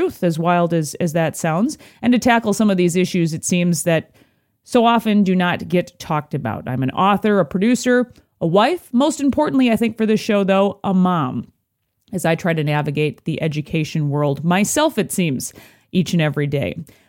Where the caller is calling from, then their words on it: Minneapolis, Minnesota, United States; I'm joining you from the Minneapolis, Minnesota area.